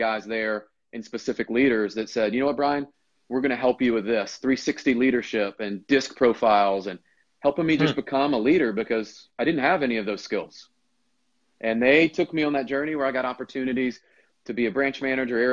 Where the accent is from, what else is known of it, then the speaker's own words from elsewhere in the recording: Memphis, Tennessee, United States; I was in Memphis, where it's my hometown